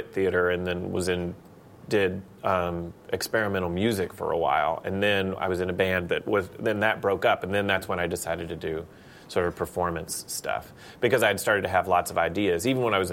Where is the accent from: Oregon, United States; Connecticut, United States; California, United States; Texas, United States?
Texas, United States; Palestine; I grew up in Palestine, Texas